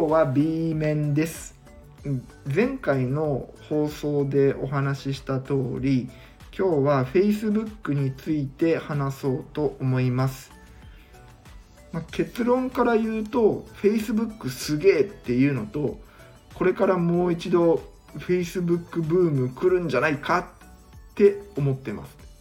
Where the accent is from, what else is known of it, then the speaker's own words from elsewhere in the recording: Mie, Japan; 今僕は地元の三重県で県議と市議との情報交換の場として